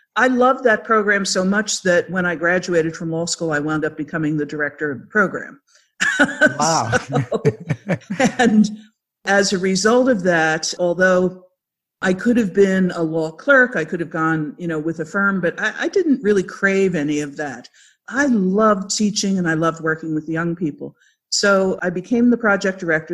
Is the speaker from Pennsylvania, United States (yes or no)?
yes; Philadelphia, Pennsylvania, United States; I'm a Philadelphia girl from way back. If you can't tell by the way I talk, I grew up in Philadelphia suburbs